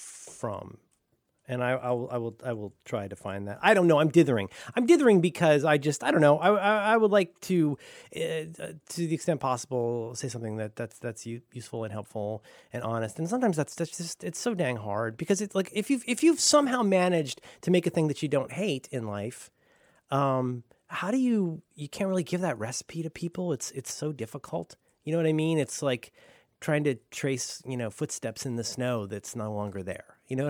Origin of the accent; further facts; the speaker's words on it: Florida, United States; I'm from Florida. I didn't have anything good.